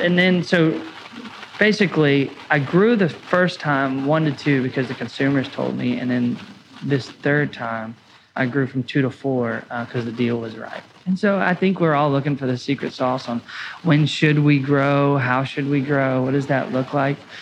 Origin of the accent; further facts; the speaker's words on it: Bowling Green, Kentucky, United States; our second location in my hometown